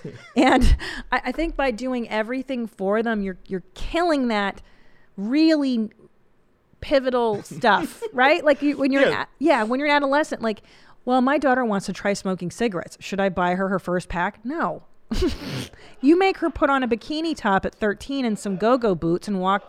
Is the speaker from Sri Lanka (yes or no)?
no; Canada; I'm from Canada.